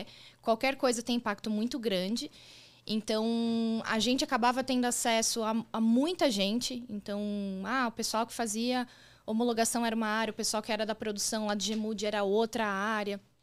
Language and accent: Portuguese; São Paulo, Brazil; moved away as an adult; also born or lived in Rio de Janeiro; now in Florianópolis, Brazil; eu sou paulistana, nasci na capital mesmo, mas morei. Né, todo o período que eu morei em São Paulo, eu morava na região do ABC.